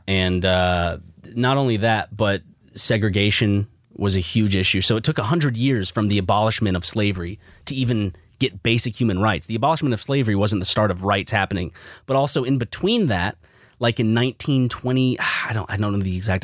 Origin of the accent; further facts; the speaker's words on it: South Carolina, United States; you and I belong to the state that was the first to secede from the Union